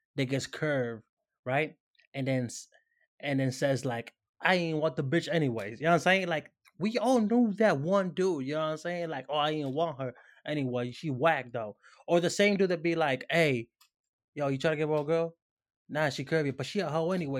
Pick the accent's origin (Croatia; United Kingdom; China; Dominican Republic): Dominican Republic; moved away; I'm Dominican. You know what I'm saying? I grew up in the Dominican Republic